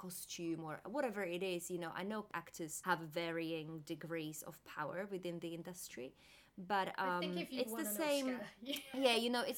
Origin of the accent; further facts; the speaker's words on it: Slovakia; I'm from Slovakia